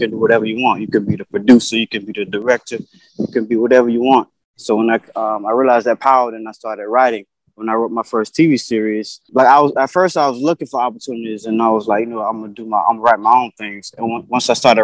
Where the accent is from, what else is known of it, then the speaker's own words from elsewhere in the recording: Blakely, Georgia, United States; moved away as an adult; also born or lived in Connecticut; now in New York City, United States; I'm from Blakely, Georgia. Born and raised